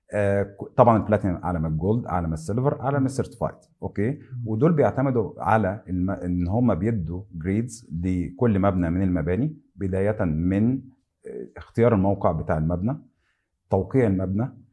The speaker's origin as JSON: {"language": "Arabic", "country": "Egypt", "said": "عندنا في مصر"}